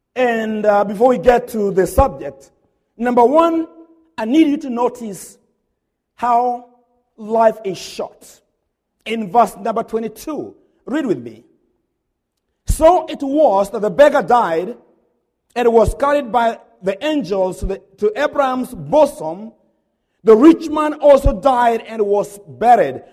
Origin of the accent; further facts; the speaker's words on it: Kenya; now in Hodgenville, United States; I'm a Kenyan